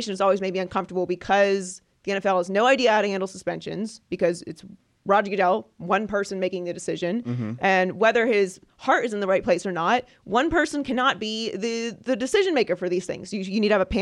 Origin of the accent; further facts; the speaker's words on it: Pittsburgh, Pennsylvania, United States; in my hometown, Pittsburgh